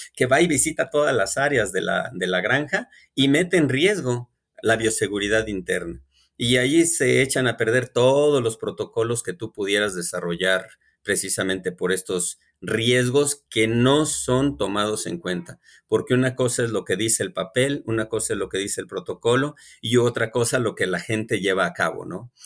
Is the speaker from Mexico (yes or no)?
yes; Mexico